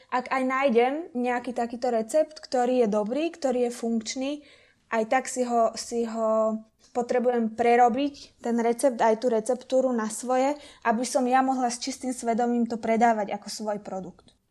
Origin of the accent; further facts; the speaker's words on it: Trnava, Trnava Region, Slovakia; som z Trnavy